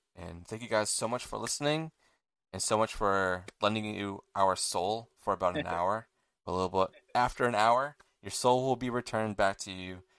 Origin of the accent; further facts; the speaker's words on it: England, United Kingdom; You know, we watch, obviously we're English, and who knows, maybe you guys are from a different country.